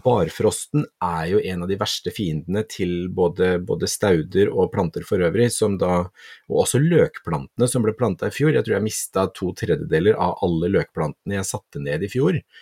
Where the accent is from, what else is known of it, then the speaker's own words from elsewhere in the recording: Kragerø, Telemark, Norway; moved away; Jeg var hjemme i Kragerø en gang til påske